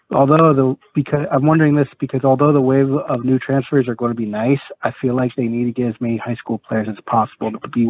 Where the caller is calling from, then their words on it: San Diego, California, United States; Ron, I'm from San Diego, California. Thank you for taking my call.